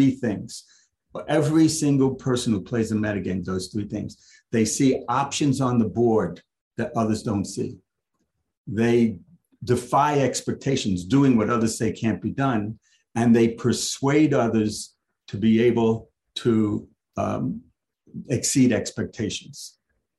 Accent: New York City, New York, United States; I'm from the Lower East Side

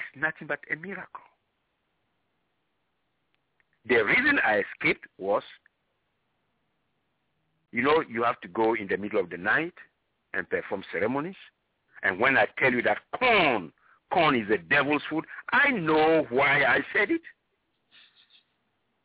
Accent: Ghana; moved away; I come originally from Ghana

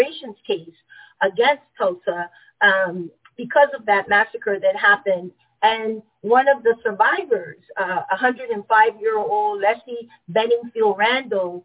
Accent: Panama; moved away; I was born and raised into the Jim Crow colonized territory of Panama

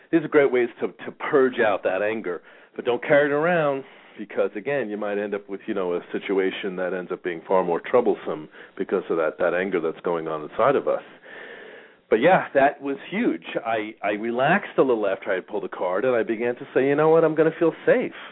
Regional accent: New York, United States; I grew up in New York. We learned defensive driving anyway.

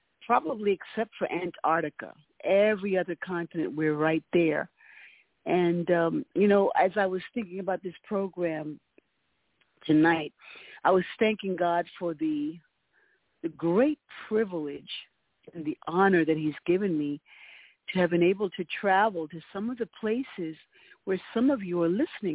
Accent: United States; as an American

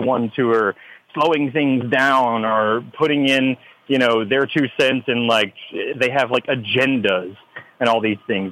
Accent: Texas, United States; a flag that is that is flown here in Texas

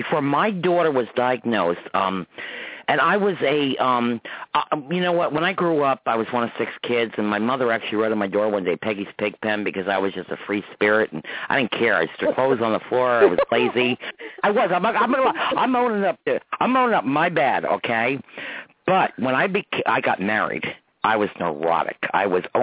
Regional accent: Croton, United States; growing up in Croton back in the 50s and 60s

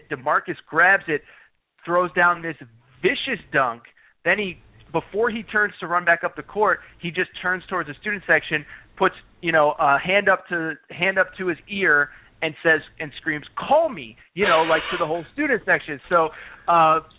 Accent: Connecticut, United States; I grew up in Connecticut.

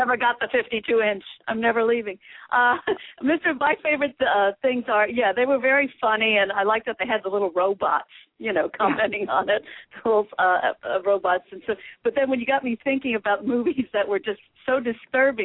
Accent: New York City, New York, United States; When I was growing up in New York City, when I was a kid

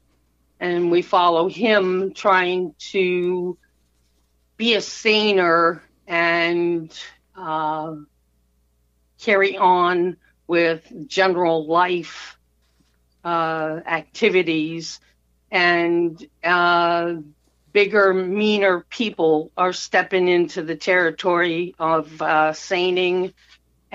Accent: Maine, United States; also born or lived in Connecticut; I was born here in Maine. We went to Connecticut for a few years and then we came back.

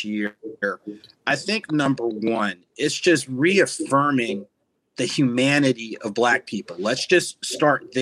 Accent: New Jersey, United States; growing up in New Jersey

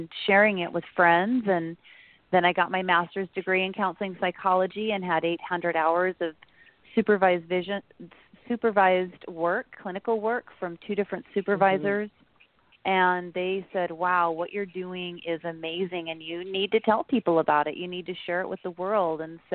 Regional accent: Utah, United States; moved away as an adult; also born or lived in California; I grew up in Utah

